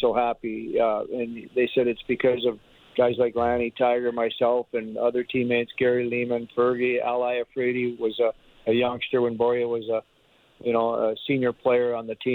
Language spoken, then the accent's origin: English; Canada; as a Canadian